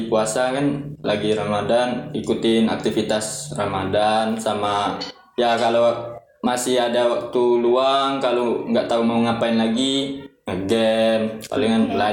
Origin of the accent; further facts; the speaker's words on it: Bengkulu, Indonesia; Kalau asalnya aslinya dari Bungkulu.